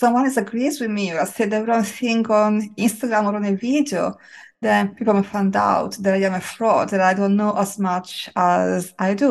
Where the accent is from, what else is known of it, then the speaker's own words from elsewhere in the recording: Italy; I grew up with in Italy